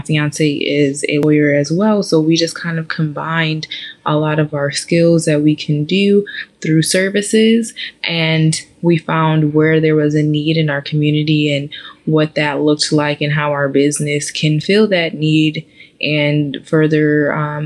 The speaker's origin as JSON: {"language": "English", "town": "Janesville", "region": "Wisconsin", "country": "United States", "also_born_or_lived": "Nashville, Tennessee / New York City / Atlanta", "moved": "as an adult", "lives_now": "Houston, United States", "said": "I'm originally from Janesville, Wisconsin"}